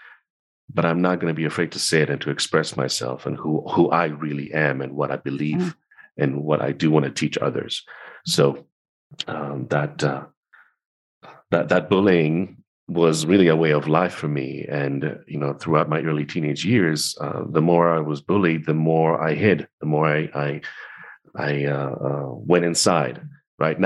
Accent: Tel Aviv, Tel Aviv District, Israel; I grew up in Tel Aviv in Israel

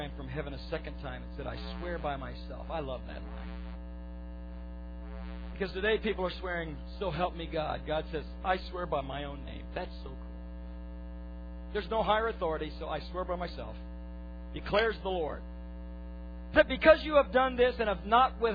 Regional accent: United States; we as American Christians

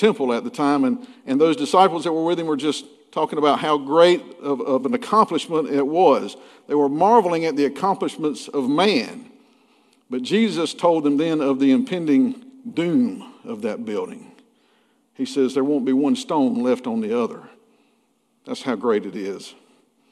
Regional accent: McRae, Georgia, United States; When I was growing up in McCray, Georgia, back in the 70s and 80s

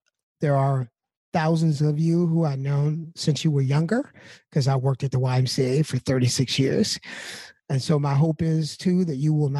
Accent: Evanston, Illinois, United States; I am an Evanstonian, grew up in Central School, went to Nichols School, and then the high school, graduated in 1979. I grew up on the South Side.

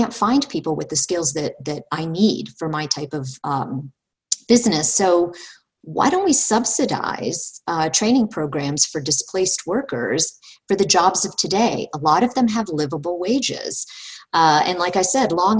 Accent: United States; I take pride in being an American

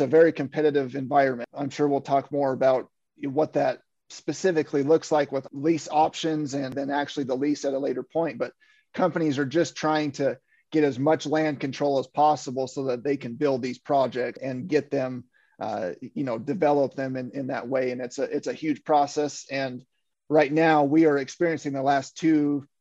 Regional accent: Western Kansas, United States; moved away; I'm from Western Kansas. I grew up on a dryland wheat farm.

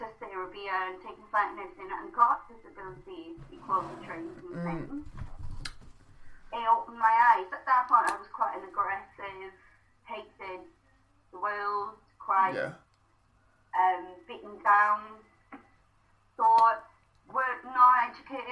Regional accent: the Valleys, Wales, United Kingdom; first language Welsh; English is a second language; growing up in the Valleys

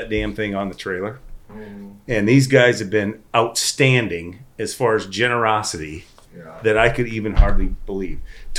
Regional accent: Northwest Iowa, United States; We're all from the Northwest Iowa.

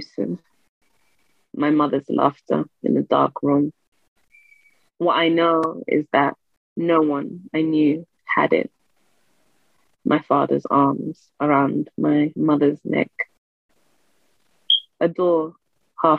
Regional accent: London, United Kingdom; I grew up in London

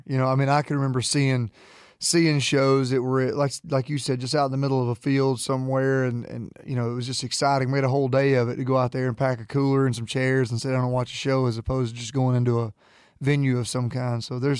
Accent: Jacksonville, Alabama, United States; Jacksonville, Alabama.

